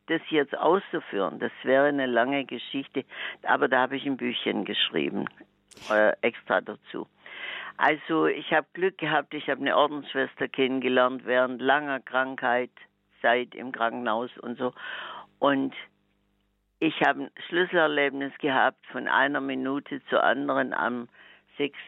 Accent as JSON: {"language": "German", "region": "Swabia", "country": "Germany", "said": "als echter Schwabe"}